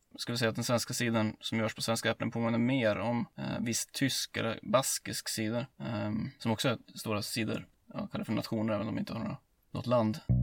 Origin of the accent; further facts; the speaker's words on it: Hälsingland, Gävleborg County, Sweden; hemma i Hälsingland